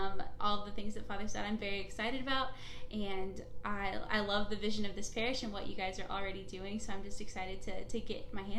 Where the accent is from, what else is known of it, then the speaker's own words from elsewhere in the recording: Cuero, Texas, United States; moved away as an adult; now in Louisiana, United States; I'm from Cuero, Texas. It's a little bitty town in southeast Texas. It's not really close to anything, but that's where I'm from. Little bitty town.